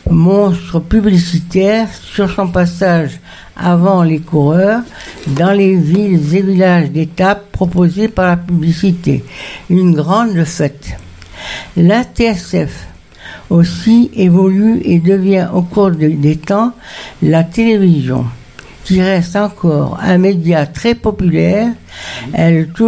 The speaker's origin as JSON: {"language": "French", "country": "Morocco", "tie": "born there", "said": "je suis née euh, en Afrique du Nord, c'est-à-dire je suis née au Maroc."}